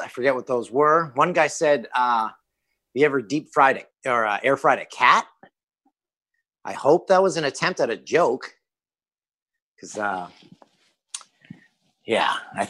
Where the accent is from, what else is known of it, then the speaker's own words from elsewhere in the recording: Peterborough, Ontario, Canada; It's a t-shirt brand that sells at a store in my hometown of Peterborough.